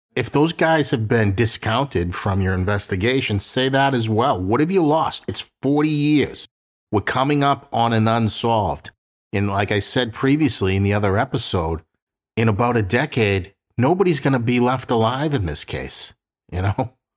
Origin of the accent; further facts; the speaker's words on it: Boston, Massachusetts, United States; Both Sandy and I grew up in South Boston